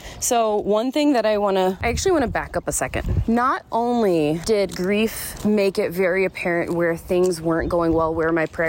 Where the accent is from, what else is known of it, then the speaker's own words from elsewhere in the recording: Southeast, United States; I've never been a homebody. I grew up in the Southeast.